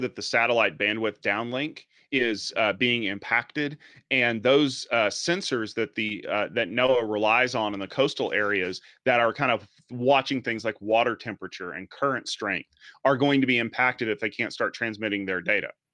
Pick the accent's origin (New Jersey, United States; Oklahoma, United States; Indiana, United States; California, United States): Oklahoma, United States; Norman; my hometown here in Norman, Oklahoma.